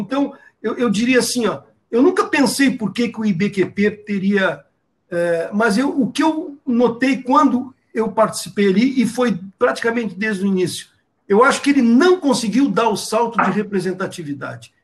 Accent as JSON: {"language": "Portuguese", "country": "Brazil", "said": "cada um de nós, como brasileiros"}